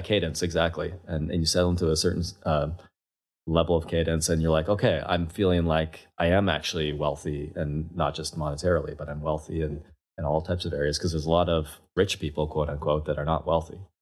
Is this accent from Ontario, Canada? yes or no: no; Kelowna, British Columbia, Canada; moved away as an adult; also born or lived in London, England; now in Toronto, Canada; I grew up in Kelowna, BC, left uh, when I was 21 to London, England.